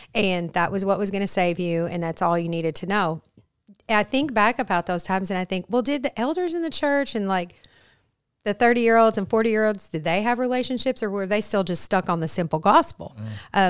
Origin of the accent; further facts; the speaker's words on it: Flint, Michigan, United States; moved away; also born or lived in Arkansas; I am originally from Flint, Michigan